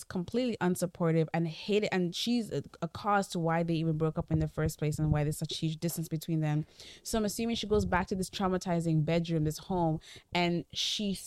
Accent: the East, South East, Nigeria; I'm from the East

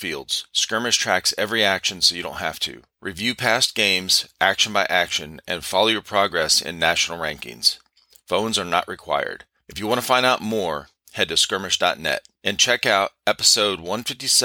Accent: Cleveland, Ohio, United States; moved away as an adult; also born or lived in California; I grew up in Cleveland. My wife and I, Cleveland, Ohio

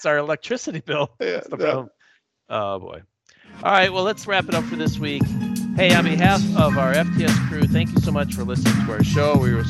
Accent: Wisconsin, United States; I think I grew up in Wisconsin.

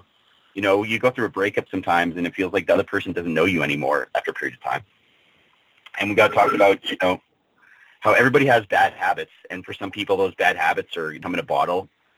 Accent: Canada; we're all Canadian.

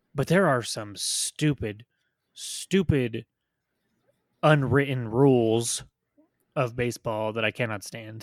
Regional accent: United States; as an American sports fan

